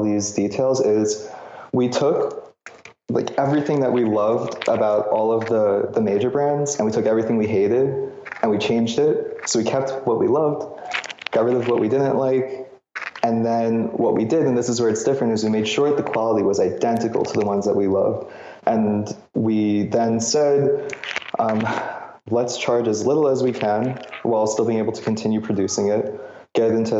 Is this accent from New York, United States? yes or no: yes; New York City, New York, United States; I grew up in New York